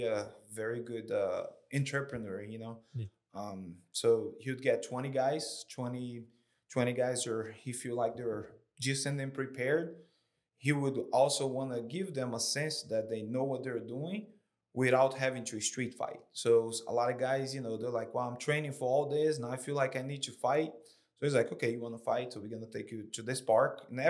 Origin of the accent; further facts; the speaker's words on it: Fortaleza, Ceará, Brazil; moved away as an adult; also born or lived in Syracuse, New York; now in Columbia, United States; I grew up in Brazil